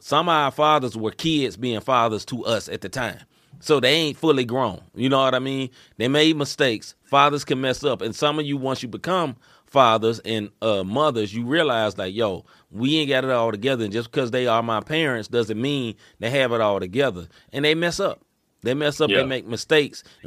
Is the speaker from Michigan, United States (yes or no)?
no; Memphis, Tennessee, United States; moved away as an adult; now in St. Louis, United States; I grew up in Memphis, Tennessee. I moved to St. Louis 10 or 12 years ago.